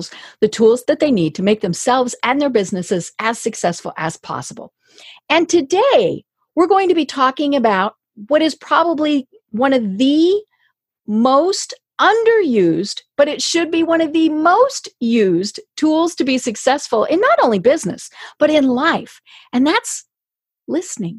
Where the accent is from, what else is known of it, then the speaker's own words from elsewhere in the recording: Colorado, United States; I'm from Colorado, so you're completely landlocked.